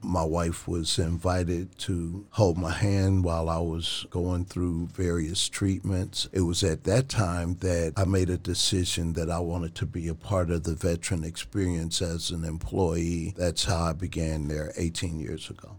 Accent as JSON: {"language": "English", "town": "Cincinnati", "region": "Ohio", "country": "United States", "moved": "as an adult", "lives_now": "Dayton, United States", "said": "I'm from Cincinnati"}